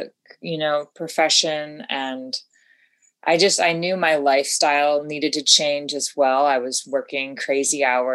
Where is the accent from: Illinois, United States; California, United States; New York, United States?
New York, United States; upstate; moved away as an adult; also born or lived in West Coast; I'm originally from the East Coast, upstate New York